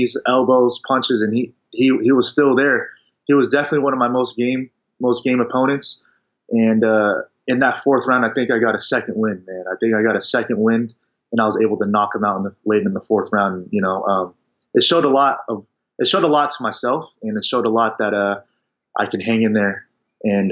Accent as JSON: {"language": "English", "region": "Kansas", "country": "United States", "tie": "born or raised there", "moved": "as an adult", "said": "my hometown, Kansas. I'm from Kansas."}